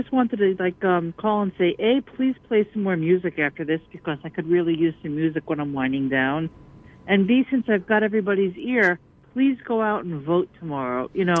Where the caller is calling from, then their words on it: New York City, New York, United States; I am calling from Astoria, New York City.